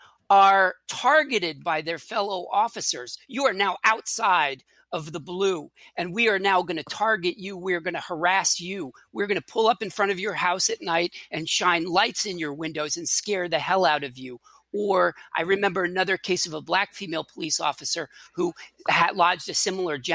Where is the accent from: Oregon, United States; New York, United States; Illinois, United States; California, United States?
New York, United States; New York City; I grew up in the Bronx, you know, as a kid